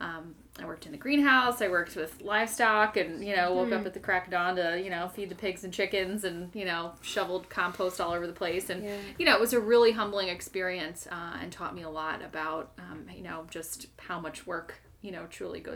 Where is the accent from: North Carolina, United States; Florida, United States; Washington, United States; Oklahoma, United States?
Florida, United States; moved away as an adult; also born or lived in New York City; I'm from Florida originally